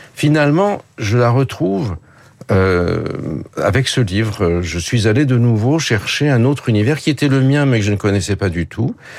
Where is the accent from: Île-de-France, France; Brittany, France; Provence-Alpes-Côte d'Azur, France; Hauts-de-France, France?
Île-de-France, France; Paris; first language French; j'ai grandi à Paris, ma langue, euh, c'est le français, bien sûr